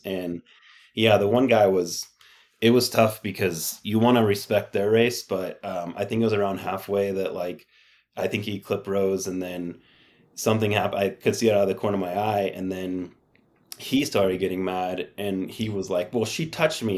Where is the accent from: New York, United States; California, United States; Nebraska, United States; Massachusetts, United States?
California, United States; San Diego; I'd play soccer in the winter because I grew up in San Diego